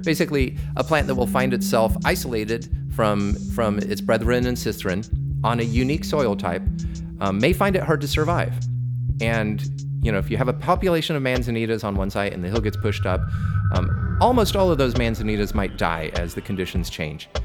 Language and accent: English; Southern California, United States; I grew up in California. I escaped the South to the North, and I've been here ever since